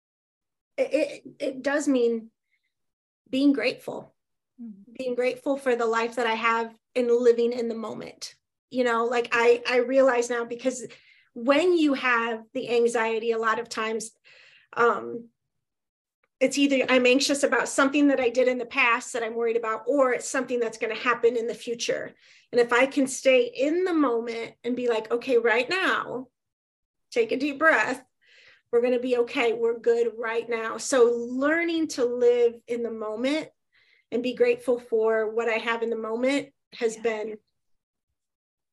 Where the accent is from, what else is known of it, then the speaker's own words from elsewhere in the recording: Ohio, United States; Ohio, which is my home state